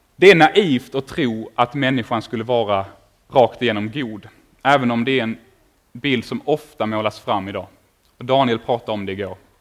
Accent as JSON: {"language": "Swedish", "town": "Åkarp", "region": "Skåne", "country": "Sweden", "said": "jag kommer ifrån Åkarp nere mellan Malmö och Lund"}